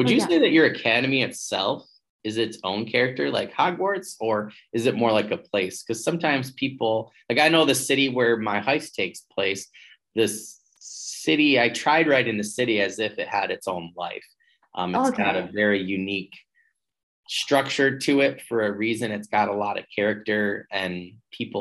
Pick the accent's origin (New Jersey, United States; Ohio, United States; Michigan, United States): Michigan, United States; I'm from Michigan, and Michigan's normally like a Republican state